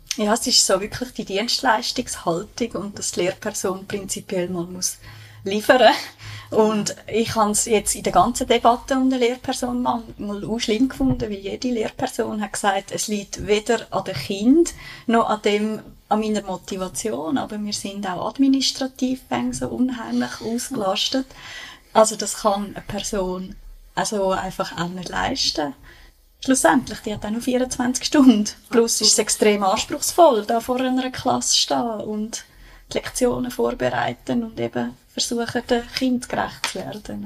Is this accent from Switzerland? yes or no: yes; Bülach, Zurich, Switzerland; also born or lived in Schwamendingen, Zurich; now in Zurich, Switzerland; ich bin in Bülach aufgewachsen.